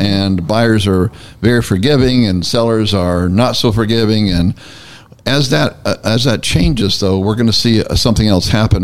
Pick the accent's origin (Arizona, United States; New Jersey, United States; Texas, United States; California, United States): California, United States; Northern; now in Tennessee, United States; I'm from Northern California